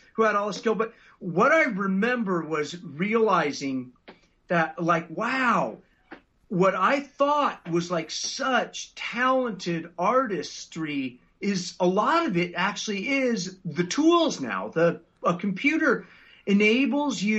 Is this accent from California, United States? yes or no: yes; Los Angeles, California, United States; I grew up in the South Bay of L.A.